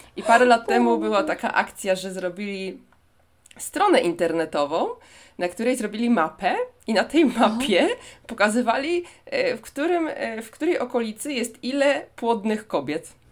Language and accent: Polish; Poland; now in Seoul, South Korea; pani mi się pyta, skąd jestem, to mówię, że z Polski.